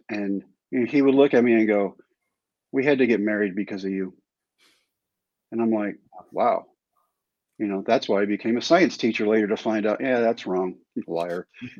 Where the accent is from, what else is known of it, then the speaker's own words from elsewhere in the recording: San Diego, California, United States; born there; now in Texas, United States; You know, Mike, I wasn't actually born here. I was born in San Diego at Balboa Medical Center. And we moved constantly.